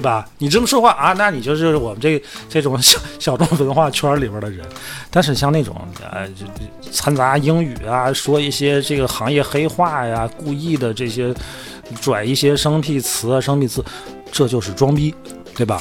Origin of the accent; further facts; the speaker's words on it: Hohhot, Inner Mongolia, China; accent: Inner Mongolian (Hohhot dialect); 我们内蒙话就胡适话